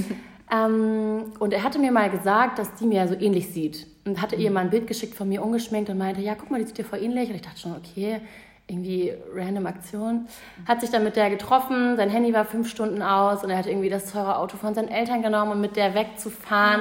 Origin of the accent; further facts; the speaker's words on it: Hamburg, Germany; also born or lived in Munich; Und in Hamburg war es halt so, ich war in der Pole Position. Ne? Ich kannte hier alle, mhm. das war meine Heimat